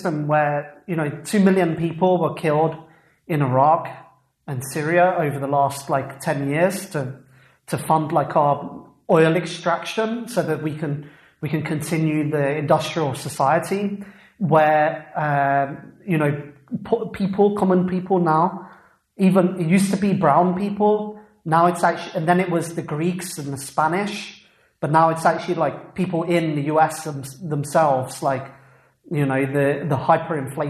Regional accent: England, United Kingdom; I come from England where that movement started

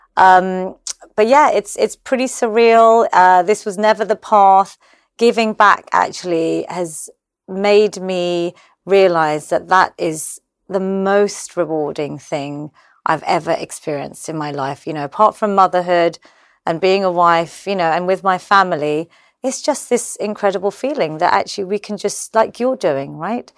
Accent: London, United Kingdom; I was born in London. I'm obviously Gujarati

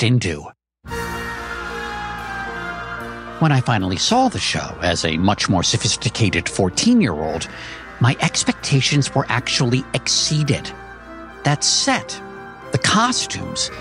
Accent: Maryland suburbs outside of D.C., United States; Growing up in the Maryland suburbs outside of D.C., Broadway was just far enough away to seem like another world

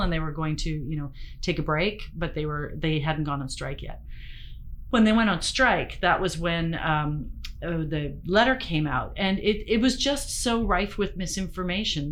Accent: Ontario, Canada; also born or lived in Western Canada; now in British Columbia, Canada; I've been a Westerner a long time. I was born in Ontario

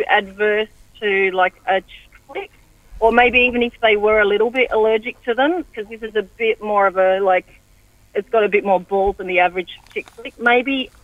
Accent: Sydney, New South Wales, Australia; moved away; I was born in Sydney

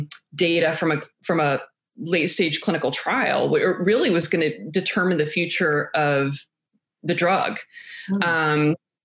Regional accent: North Carolina, United States; North Carolina.

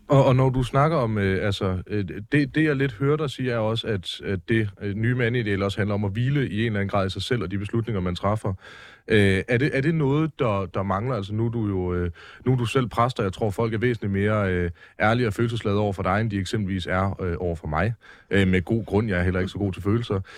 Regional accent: Mårslet, Central Denmark Region, Denmark; der, hvor jeg kommer fra i Morslet, lidt uden for Aarhus

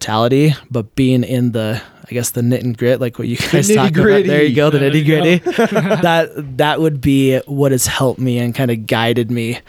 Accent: Idaho, United States; And growing up in Idaho and having that conservative mindset as well has helped me stay grounded

